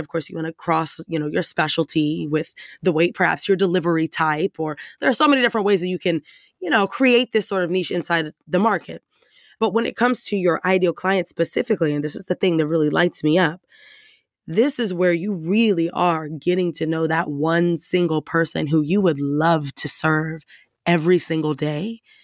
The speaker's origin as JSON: {"language": "English", "town": "Dallas", "region": "Texas", "country": "United States", "said": "I'm from Texas."}